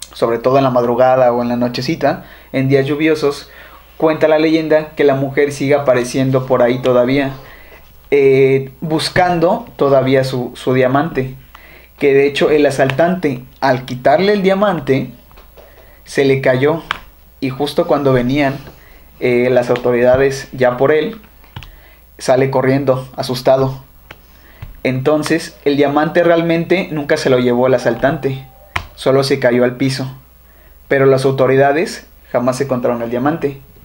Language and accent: Spanish; Xalapa, Veracruz, Mexico; Somos jalapeños